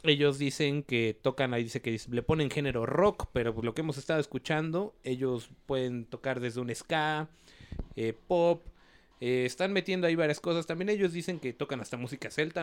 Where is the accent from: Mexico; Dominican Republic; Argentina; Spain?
Mexico; como buen mexicano naco